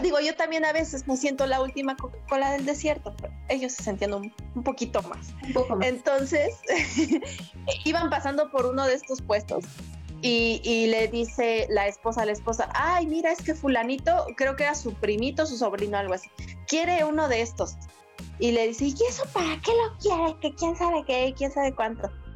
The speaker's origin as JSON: {"language": "Spanish", "country": "Mexico", "said": "aquí en México"}